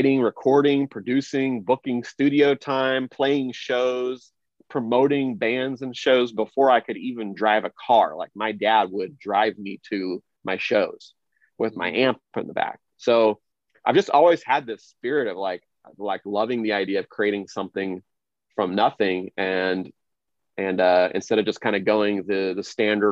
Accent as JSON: {"language": "English", "town": "Kansas City", "region": "Missouri", "country": "United States", "tie": "born or raised there", "said": "I grew up in Kansas City, Missouri, you know, where the Chiefs of the Orioles are, in the Midwest"}